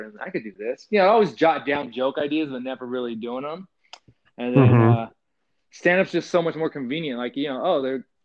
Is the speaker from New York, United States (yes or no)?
no; California, United States; growing up in California